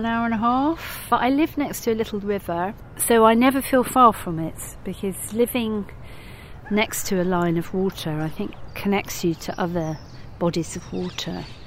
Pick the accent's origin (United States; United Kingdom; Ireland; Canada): United Kingdom; Brighton, South East England; I was born in Brighton.